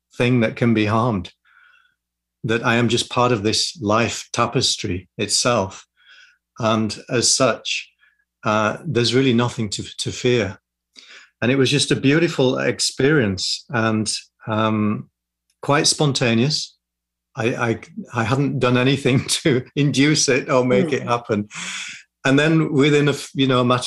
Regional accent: Yorkshire and the Humber, United Kingdom; also born or lived in London; now in Sussex, United Kingdom; I grew up in West Yorkshire in the north of England.

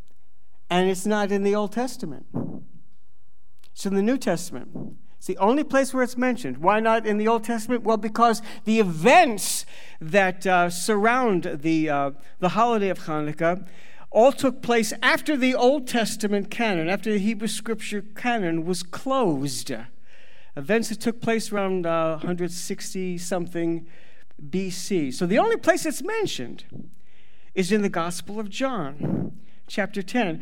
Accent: United States; moved away as an adult; also born or lived in Los Angeles / Ukraine / Russia / United Kingdom; We're both American-born

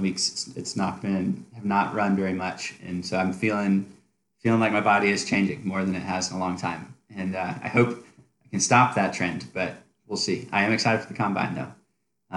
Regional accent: Nashville, Tennessee, United States; moved away as an adult; now in Charlottesville, United States; I am originally from Nashville, Tennessee, and grew up there, went to college there, and moved up here after college

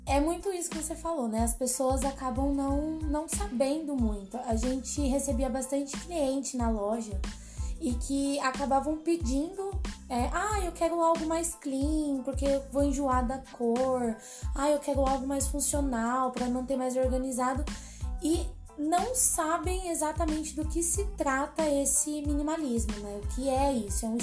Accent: São Paulo, Brazil; now in Curitiba, Brazil; Então, como a Sara falou … Eu tenho 24 anos, eu sou de São Paulo.

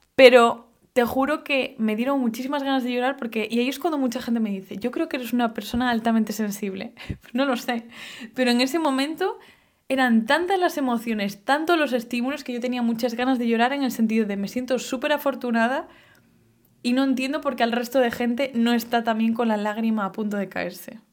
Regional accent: Galicia, Spain; yo vengo de Galicia

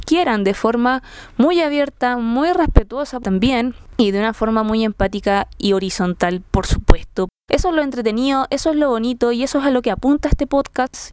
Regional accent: Quilpué, Valparaíso, Chile; moved away as an adult; now in Santiago, Chile; soy de Quilpué, Ciudad del Sol

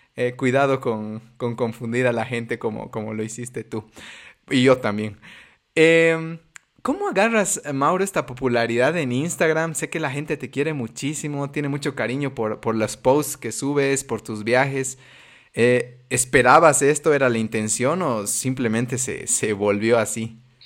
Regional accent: Bolivia; como bolivianitos asustados

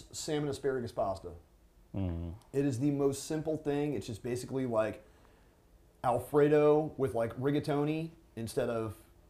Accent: Virginia, United States; I'm from Virginia

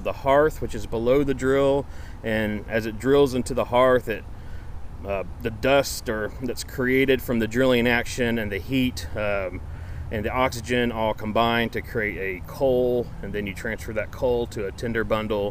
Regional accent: Sherwood, Arkansas, United States; moved away as an adult; also born or lived in Ruston, Louisiana; I grew up in Little Rock, or Sherwood, which is a suburb of Little Rock

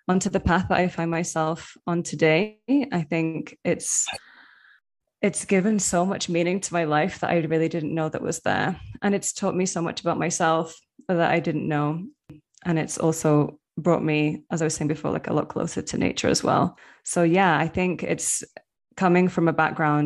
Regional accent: Manchester, North West England, United Kingdom; moved away as an adult; now in Medellin, Colombia; living in the UK, especially growing up in Manchester in like a very urban area

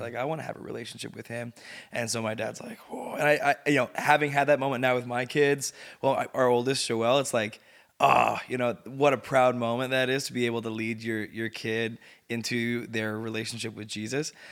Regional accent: Sudbury, Ontario, Canada; moved away; I grew up in Sudbury.

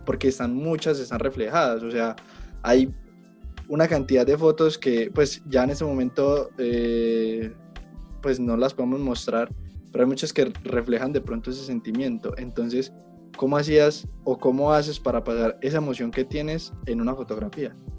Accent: Colombia; yo soy fotógrafo colombiano

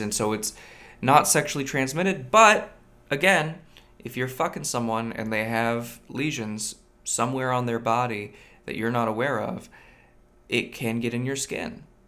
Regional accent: near Monterey Bay, California, United States; now in Seattle, United States; I grew up near the Monterey Bay Aquarium

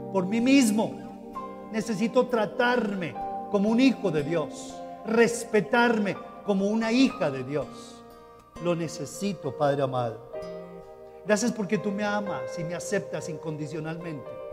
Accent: Colombia; como ciudadanos colombianos

